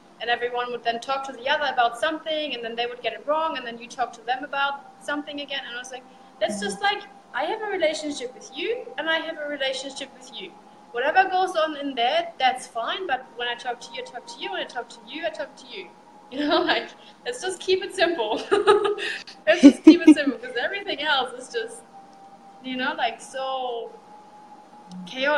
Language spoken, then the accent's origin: English; Germany; first language German; English is a second language; moved away as an adult; now in Australia; I'm from Germany and I started over there. My story starts in Germany until I packed my stuff and traveled to get overseas.